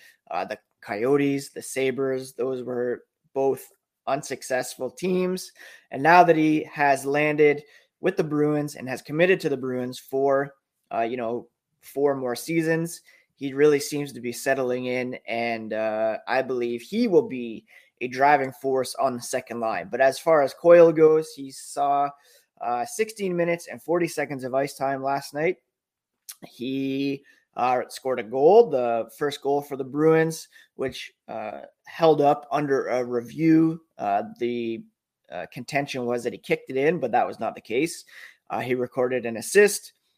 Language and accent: English; Ottawa, Ontario, Canada; also born or lived in Toronto; I grew up in Ontario. I was born in Toronto, grew up in Ottawa.